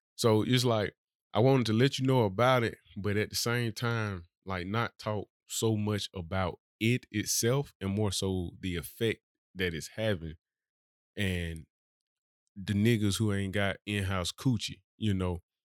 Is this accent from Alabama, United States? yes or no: yes; Birmingham, Alabama, United States; I'm really from Birmingham. I didn't move here.